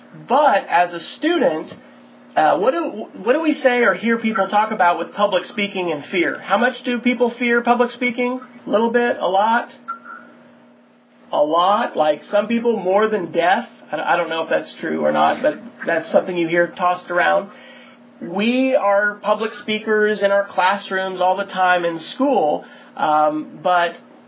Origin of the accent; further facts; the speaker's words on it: Kansas, United States; I grew up in Kansas and lived in actually 5 different states in the USA because my dad was military in the Air Force.